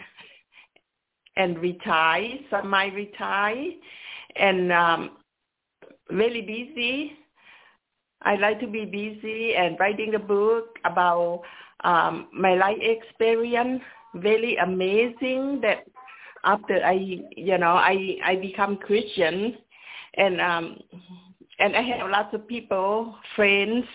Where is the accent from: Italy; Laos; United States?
Laos; moved away; I grew up in Laos.